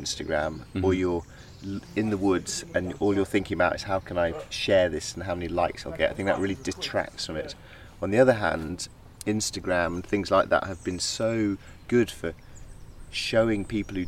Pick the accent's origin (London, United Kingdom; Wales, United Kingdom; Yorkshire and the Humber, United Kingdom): Yorkshire and the Humber, United Kingdom; Yorkshire Dales, near Malham; moved away as an adult; now in South of England, United Kingdom; I grew up in the Yorkshire Dales near Malham, which is a very beautiful part of the Yorkshire Dales.